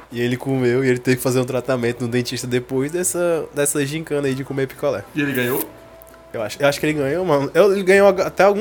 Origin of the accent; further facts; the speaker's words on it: Icaraí, Brazil; Uma moreninha eu comia muito lá no Icaraí. Lá no, no, tem um condomínio, né? Que eu cresci lá no Icaraí. Na minha, todas as minhas férias eu ia pra lá.